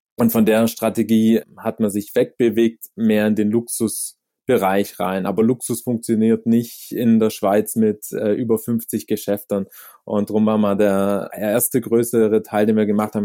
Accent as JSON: {"language": "German", "area": "near Stuttgart", "region": "Baden-Württemberg", "country": "Germany", "moved": "as an adult", "lives_now": "Zurich, Switzerland", "said": "wie man hört, komme ich aus, aus Deutschland, aus dem süddeutschen Raum, aus der Nähe von Stuttgart und lebe aber mittlerweile seit zwölf Jahren in Zürich"}